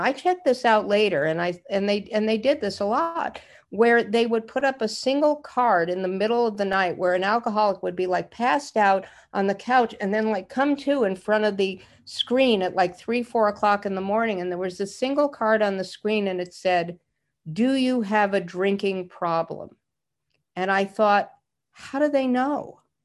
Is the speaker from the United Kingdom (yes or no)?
no; Idaho, United States; I'm a Jew from Idaho